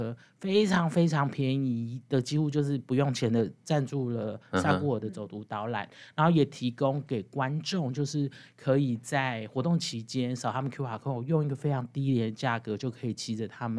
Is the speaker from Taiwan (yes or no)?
yes; Chiayi, Taiwan